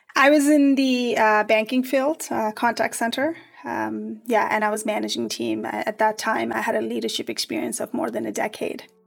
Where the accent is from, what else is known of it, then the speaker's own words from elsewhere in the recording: Nepal; moved away; I'm from Nepal